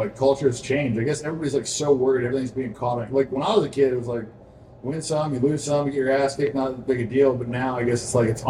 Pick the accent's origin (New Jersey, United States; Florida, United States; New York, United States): Florida, United States; Tampa; born or raised there